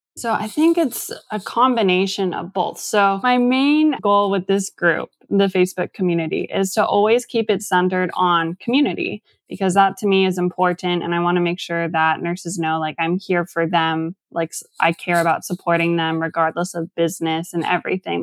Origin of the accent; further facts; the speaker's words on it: Tacoma, Washington, United States; now in Seattle, United States; I'm from Tacoma originally. Went to school all in that area